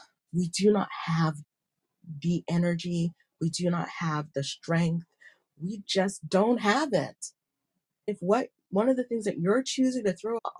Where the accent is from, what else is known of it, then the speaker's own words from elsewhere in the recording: United States; moved away; growing up in America